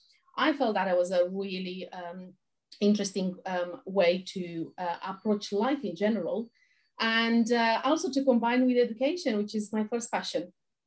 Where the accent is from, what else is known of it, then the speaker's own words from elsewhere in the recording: Romania; moved away; I was born in Romania during the communist times.